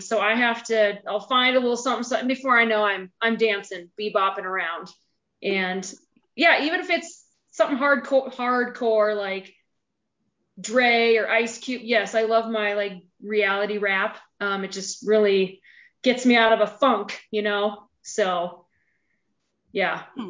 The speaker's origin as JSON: {"language": "English", "region": "a small town in eastern Montana", "country": "United States", "tie": "born or raised there", "moved": "as an adult", "lives_now": "Bozeman, United States", "said": "I am from a small town in eastern Montana"}